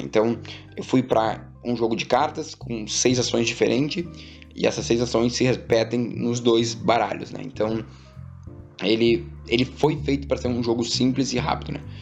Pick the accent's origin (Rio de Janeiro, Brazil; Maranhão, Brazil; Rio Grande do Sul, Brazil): Rio Grande do Sul, Brazil; Porto Alegre; moved away as an adult; now in São Paulo, Brazil; lá no sul, né, que eu sou de Porto Alegre